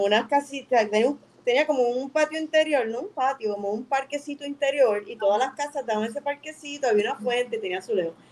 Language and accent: Spanish; Bayamón, Puerto Rico; yo soy de Río Hondo, Bayamón